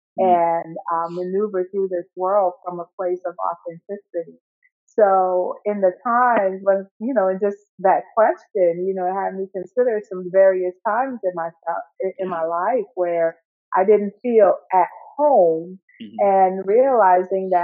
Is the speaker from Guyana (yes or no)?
yes; Guyana; now in United States; I'm living in the United States, but I was born in South America, in Guyana.